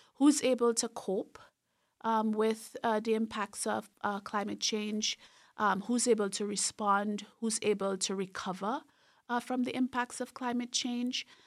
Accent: Trinidad & Tobago; moved away; I grew up in a very rural part of Trinidad and Tobago, so in the southern part of the larger island, which is Trinidad

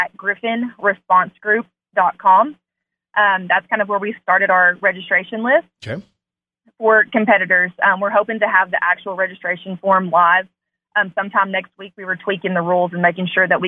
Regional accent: Northeast Arkansas, United States; I'm from the Northeast Arkansas area

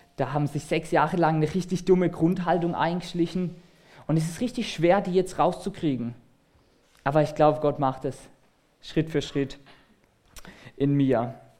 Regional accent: Germany; als Deutsche

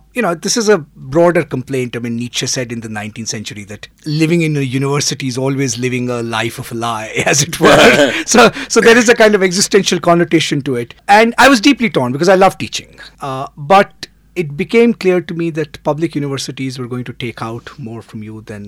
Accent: India; moved away as an adult; also born or lived in United States / England; we moved back to India from the United States after having lived in the US for 14 years and before that 3 years in England

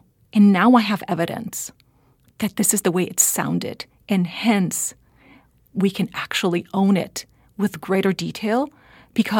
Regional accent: Puerto Rico; moved away; also born or lived in California; I grew up in Puerto Rico, and so I grew up with two languages, but one of them takes precedence over the other.

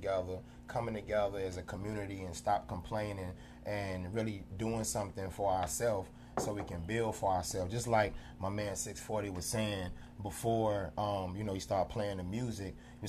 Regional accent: Greensboro, North Carolina, United States; moved away as an adult; now in DMV area, United States; I collab with a lot of artists in North Carolina. I'm originally from Greensboro, North Carolina.

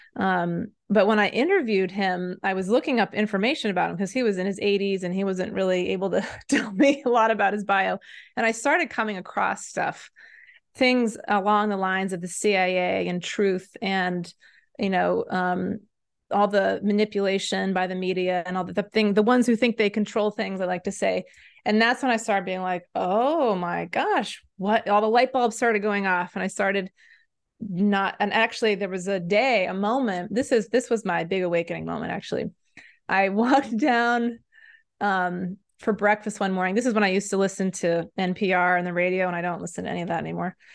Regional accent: Maine, United States; also born or lived in Senegal; I grew up in Maine

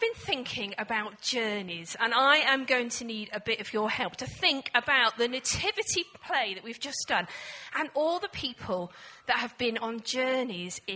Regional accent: England, United Kingdom; also born or lived in Scotland; being an English woman

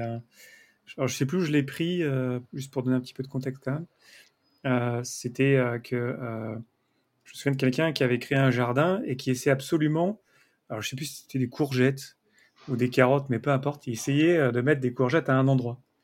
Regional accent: near Avignon, Provence-Alpes-Côte d'Azur, France; je viens euh, d'à côté d'Avignon, donc je connais bien le sud

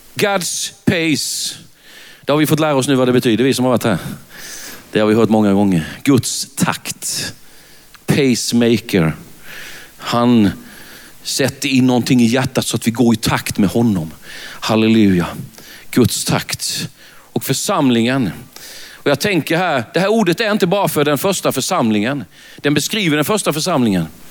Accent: Värnamo, Jönköping County, Sweden; accent: Värnamo dialect; jag är född i Värnamo. Det, det går inte att ta miste på det när man är ute i landet. Så säger de, när de lyssnar på en, ja mm, vi hör på din dialekt att du är från Värnamo, säger

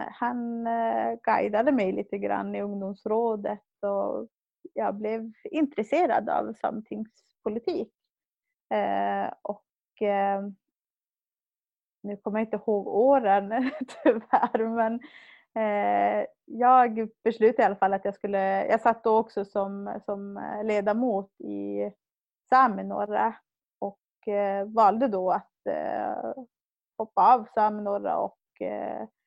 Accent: Hemavan, Västerbotten County, Sweden; moved away as an adult; now in Jokkmokk, Sweden; Jag kommer från Hemavan men bor sedan 2011 i Jokkmokk. Jag är eh, 30 år

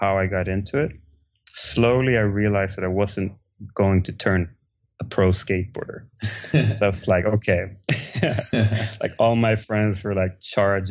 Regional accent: Stockholm, Stockholm County, Sweden; I grew up in Stockholm, Sweden

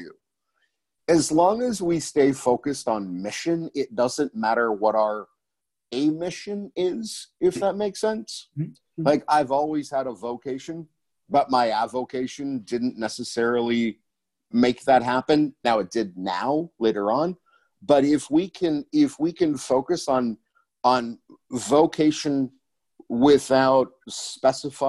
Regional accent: Scranton, Pennsylvania, United States; I come from Scranton, Pennsylvania

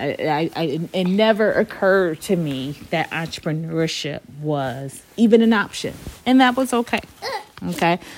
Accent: Detroit, Michigan, United States; moved away as an adult; I was back in my hometown, Detroit

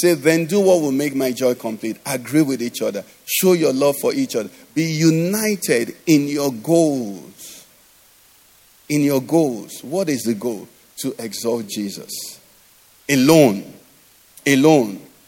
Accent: Enugu, Enugu State, Nigeria; growing up in Enugu

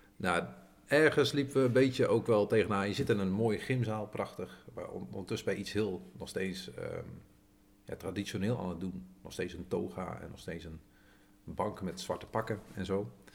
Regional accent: Veenendaal, Utrecht, Netherlands; ik ben geboren getogen Veenal

